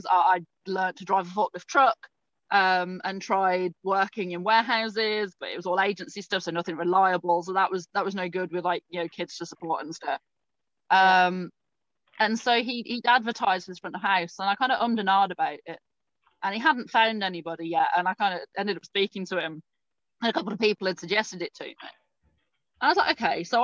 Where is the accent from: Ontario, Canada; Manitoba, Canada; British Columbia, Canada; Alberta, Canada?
Manitoba, Canada; Winnipeg; now in United Kingdom; I'm from Winnipeg, so I understand. Minus 40, sometimes more than